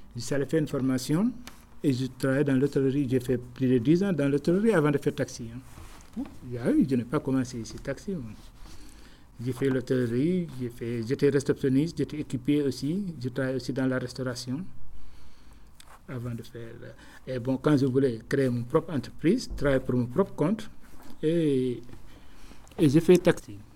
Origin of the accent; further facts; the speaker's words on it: Dakar, Senegal; quand j'ai grandi à Dakar